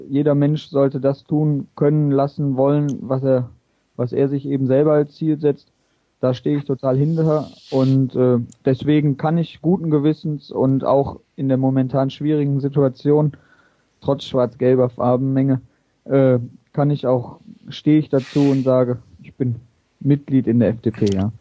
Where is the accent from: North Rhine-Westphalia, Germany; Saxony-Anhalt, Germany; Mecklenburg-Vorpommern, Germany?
North Rhine-Westphalia, Germany; Oberhausen; also born or lived in Bochum / Mülheim; Ich bin hier in Oberhausen aufgewachsen